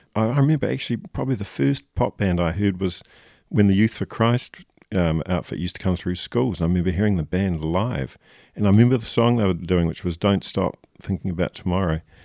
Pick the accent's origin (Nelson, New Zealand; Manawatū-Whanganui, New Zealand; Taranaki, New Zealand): Nelson, New Zealand; growing up in Nelson